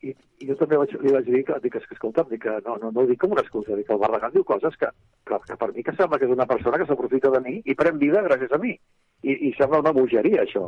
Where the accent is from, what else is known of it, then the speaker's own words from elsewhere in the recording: Catalonia, Spain; Català, com a bon català